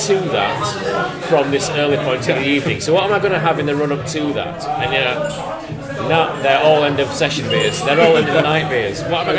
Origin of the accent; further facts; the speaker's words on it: Yorkshire and the Humber, United Kingdom; my hometown in Yorkshire